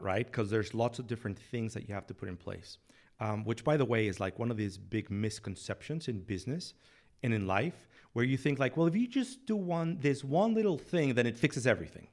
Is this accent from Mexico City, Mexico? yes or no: yes; Mexico City, Mexico; moved away as an adult; now in San Antonio, United States; I'm from Mexico City, born and raised